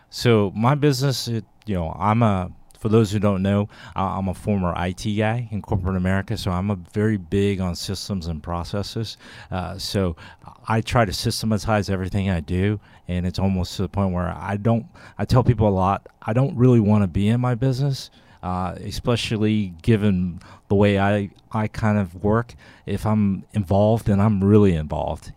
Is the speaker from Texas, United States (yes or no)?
yes; Texas, United States; I'm from Texas as well.